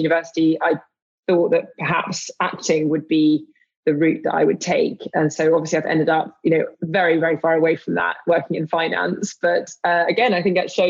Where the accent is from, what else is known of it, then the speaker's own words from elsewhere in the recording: London, United Kingdom; I grew up in London.